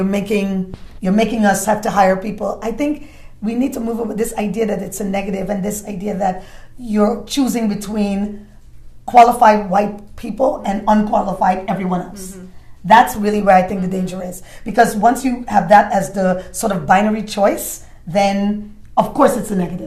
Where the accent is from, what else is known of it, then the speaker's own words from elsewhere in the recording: New York City, New York, United States; also born or lived in Caribbean; I grew up in Brooklyn, I came from the Caribbean, immigrant kid